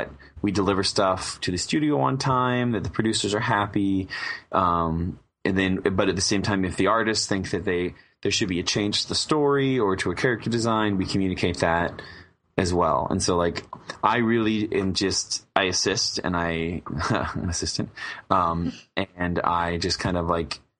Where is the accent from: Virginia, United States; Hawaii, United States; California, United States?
California, United States; Southern; I'm born and raised in Southern California